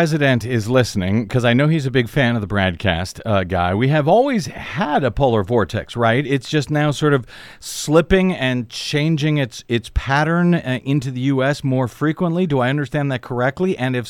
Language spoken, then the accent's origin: English; Missouri, United States; moved away; now I'm from Missouri originally, so maybe I'm used to a lot of snow